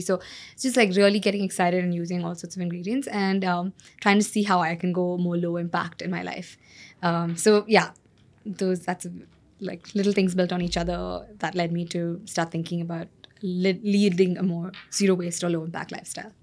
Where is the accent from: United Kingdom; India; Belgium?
India; Bangalore, Karnataka; moved away as an adult; also born or lived in California; like any other good Bangalorean